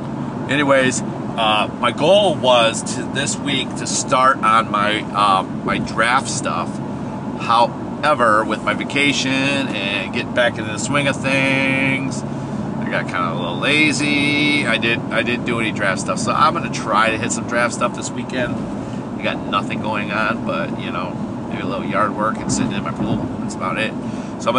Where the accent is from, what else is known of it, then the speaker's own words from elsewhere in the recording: Wisconsin, United States; I grew up in Wisconsin